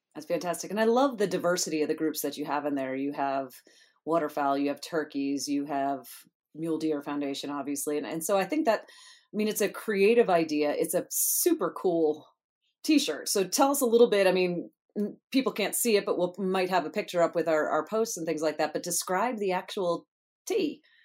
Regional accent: the East, United States; moved away; I grew up in the East

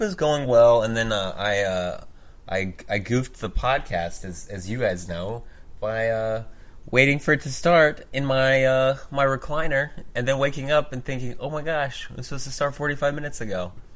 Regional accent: Oklahoma, United States; I grew up in the Bible Belt

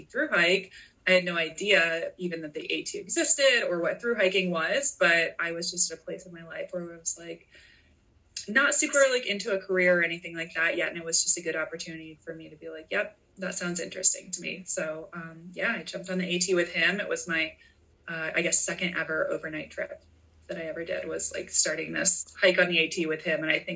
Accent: Midwest, United States; growing up in the Midwest

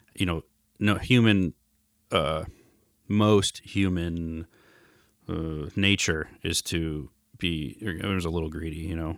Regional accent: Los Angeles, California, United States; Growing up in Hancock Park

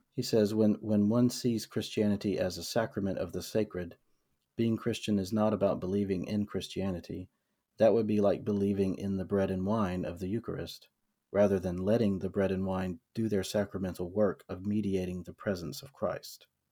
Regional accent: the South, United States; I was born and raised in the South in a, in a middle class white family

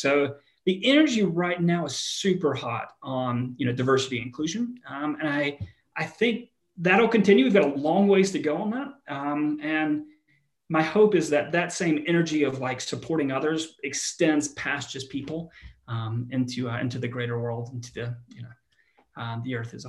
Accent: the South, United States; Like I grew up in the American South.

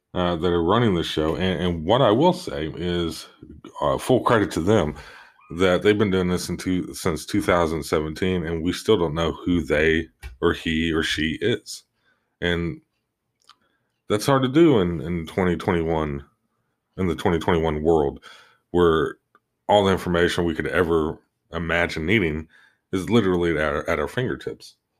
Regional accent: Oklahoma, United States; my home state of Oklahoma

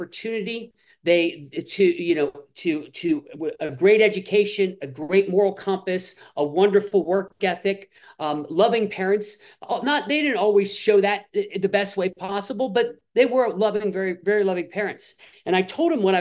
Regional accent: Midwest, United States; I grew up in the Midwest

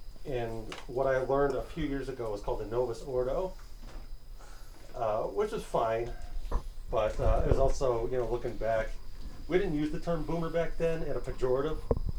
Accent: New York, United States; I'm up from New York. Down from New York.

